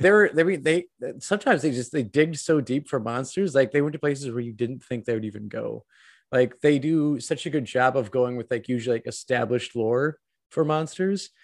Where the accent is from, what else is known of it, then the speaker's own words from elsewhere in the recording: Wisconsin, United States; my home state of Wisconsin